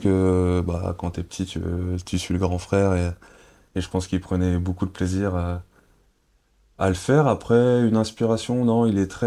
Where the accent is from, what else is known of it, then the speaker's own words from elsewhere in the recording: Cergy, Île-de-France, France; now in Angers, France; c'est Sergi c'est, le sang comme on dit hein, c'est hmm. c'est, la... c'est, c'est chez moi c'est là où j'ai grandi